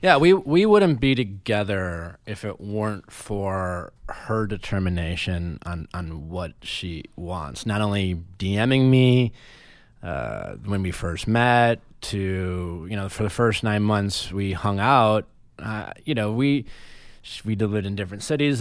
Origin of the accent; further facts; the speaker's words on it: Wisconsin, United States; moved away; also born or lived in Chicago; growing up in Wisconsin